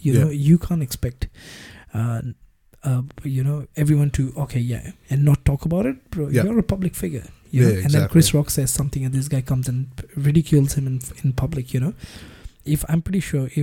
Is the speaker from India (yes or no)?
yes; India; now in Australia; being an Indian living in Australia for so many years now